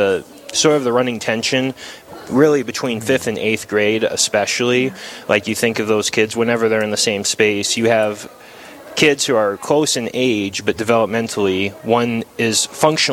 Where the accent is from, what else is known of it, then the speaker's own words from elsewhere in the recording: Dickinson, North Dakota, United States; Born and raised in Dickinson